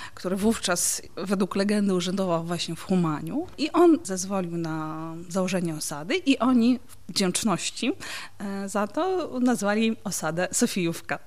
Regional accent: Pervomaisk, Mykolaiv Oblast, Ukraine; also born or lived in Sofiivka, Ukraine / Legnica, Poland; now in Wrocław, Poland; Urodziłam się w Mikołajowie, e, to jest takie duże miasto obwodowe na południu Ukrainy. A mieszkałam później w takim miejscu o cudownie proletarskiej nazwie Pierwomajsk.

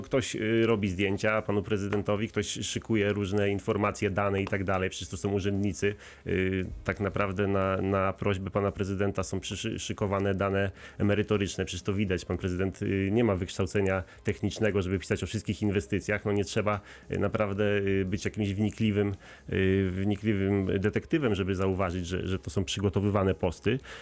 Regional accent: Wrocław, Lower Silesian Voivodeship, Poland; jesteśmy wrocławianami, przynajmniej y, ja także

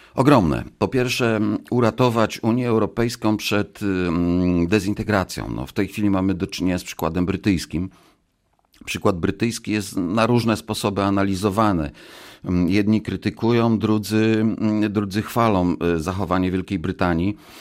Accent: Wambierzyce, Lower Silesian Voivodeship, Poland; Tutaj, tutaj się urodziłem, w województwie dolnośląskim, dawnym Wałbrzyskim, bo to, to dawne województwo wałbrzyskie, powiat kłodzki, miejscowość Wambierzyce, y, gmina Radków

